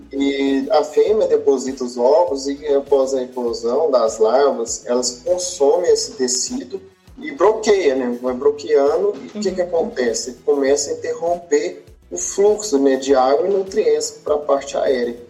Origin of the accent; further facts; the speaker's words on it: Pompéu, Minas Gerais, Brazil; moved away as an adult; also born or lived in Viçosa, Minas Gerais / Jaboticabal, São Paulo; eu sou natural de Pompeu, Minas Gerais